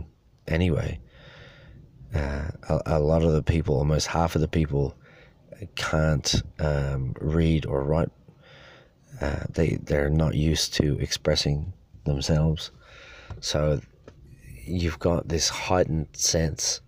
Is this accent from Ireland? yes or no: yes; Dublin, Leinster, Ireland; I came from Dublin